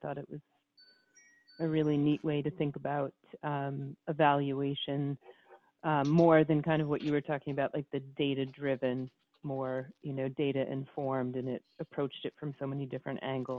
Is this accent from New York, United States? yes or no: yes; Albany, New York, United States; From Albany, New York, upstate.